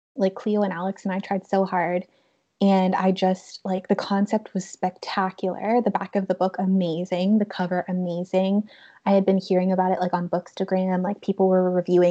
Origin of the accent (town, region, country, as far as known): Canada